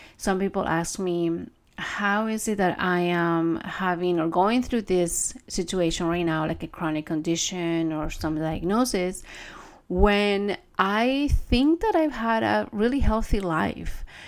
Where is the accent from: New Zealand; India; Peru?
Peru; moved away; I grew up in Peru. I grew up with my grandparents